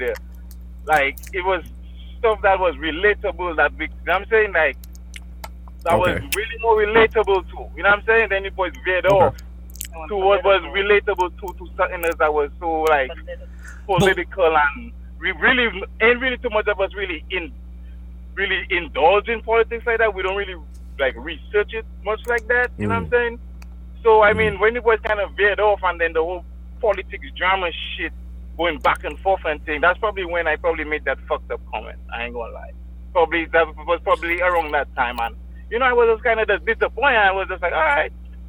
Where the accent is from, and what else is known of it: Dominica